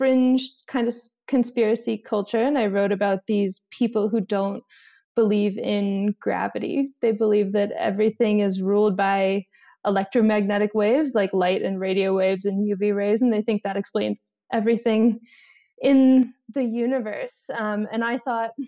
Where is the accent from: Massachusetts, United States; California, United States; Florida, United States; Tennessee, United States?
Florida, United States; I come from Florida